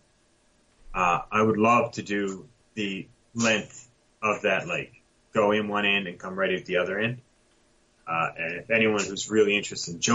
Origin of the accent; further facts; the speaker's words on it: Buchans, Newfoundland and Labrador, Canada; now in Milford Station, Canada; I'm originally from central Newfoundland, a small town called Buchans.